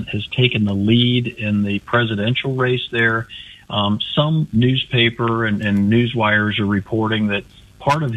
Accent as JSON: {"language": "English", "town": "Atchison", "region": "Kansas", "country": "United States", "tie": "born or raised there", "said": "my hometown of Atchison, Kansas"}